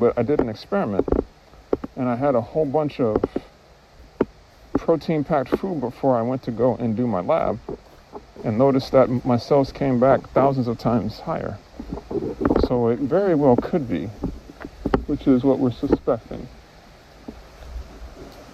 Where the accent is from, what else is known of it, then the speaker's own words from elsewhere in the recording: Midwest, United States; now in Kauai, United States; I was born in the Midwest. I wasn't born here.